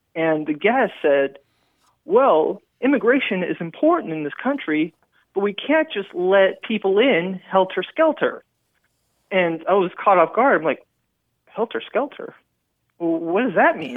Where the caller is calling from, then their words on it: San Antonio, Texas, United States; I'm calling from San Antonio, Texas